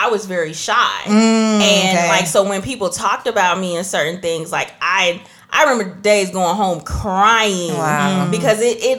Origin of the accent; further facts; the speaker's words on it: Trinidad & Tobago; So I guess I'm not black then, because I'm from Trinidad.